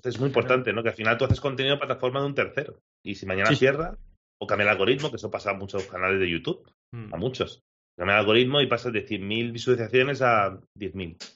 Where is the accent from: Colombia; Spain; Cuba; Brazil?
Spain; Alcoy, Valencian Community; mi pueblo, de Alcoy